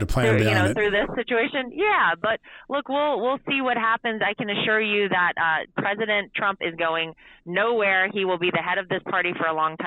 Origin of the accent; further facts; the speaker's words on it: North Carolina, United States; moved away; I grew up in North Carolina. It's my home state.